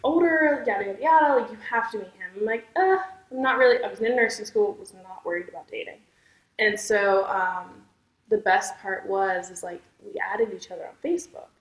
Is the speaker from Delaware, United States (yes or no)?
yes; Millsboro, Delaware, United States; also born or lived in Milton, Delaware; I'm from Millsboro, which is okay. ten minutes from Milton. Okay. I went to school in Milton, though